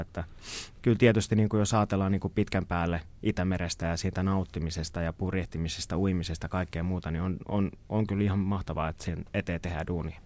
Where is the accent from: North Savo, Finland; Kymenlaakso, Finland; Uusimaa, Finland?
Kymenlaakso, Finland; Kotka; born or raised there